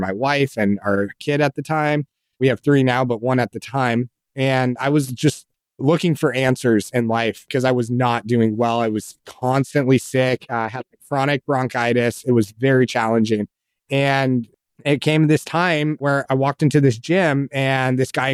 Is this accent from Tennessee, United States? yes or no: no; Colorado Springs, Colorado, United States; I grew up in Colorado Springs